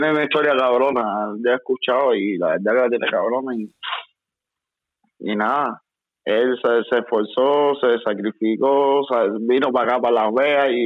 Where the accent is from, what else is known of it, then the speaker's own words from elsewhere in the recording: Mexico; now in United States; No, pues es que vengo de México, ¿me entiendes?